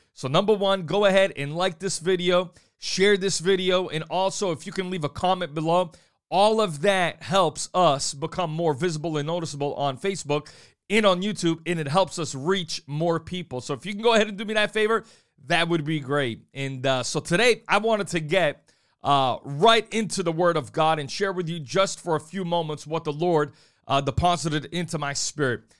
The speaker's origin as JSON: {"language": "English", "town": "New Bedford", "region": "Massachusetts", "country": "United States", "tie": "born or raised there", "said": "I was thirteen years old growing up on Gene Street in New Bedford, Massachusetts"}